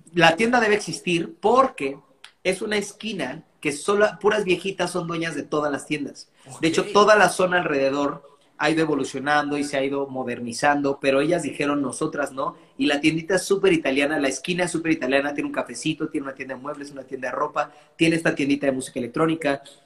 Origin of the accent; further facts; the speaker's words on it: Mexico; yo iba a nacer en Texas, pero tres meses antes de nacer mi mamá se vino a vivir acá. Y entonces eh, en mi casa se habla inglés y yo crezco escuchando solamente música anglo.